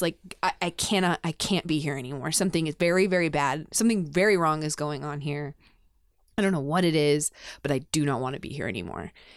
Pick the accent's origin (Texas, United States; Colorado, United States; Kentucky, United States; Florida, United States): Colorado, United States; Denver; I grew up in Denver